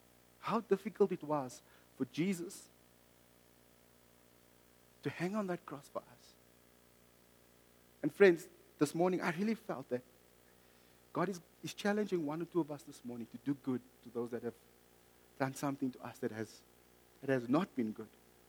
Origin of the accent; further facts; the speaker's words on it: South Africa; also born or lived in Mozambique; I bought it because I'm South African or Mozambican. Or half South African, half Mozambican.